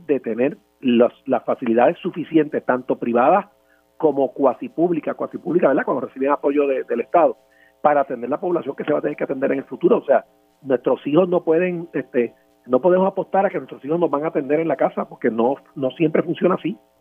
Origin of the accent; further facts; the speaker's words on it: San Juan, Puerto Rico; los que somos de Río Piedra